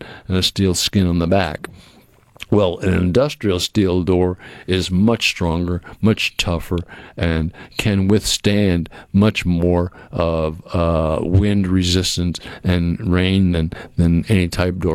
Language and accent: English; Cape Cod, Massachusetts, United States; moved away; I can't think of a better place to grow up than where I grew up on the Cape, because it was a small town.